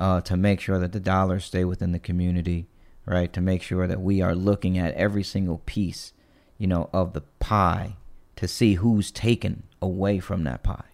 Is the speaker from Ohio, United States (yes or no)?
yes; East Cleveland, Ohio, United States; moved away; I grew up in East Cleveland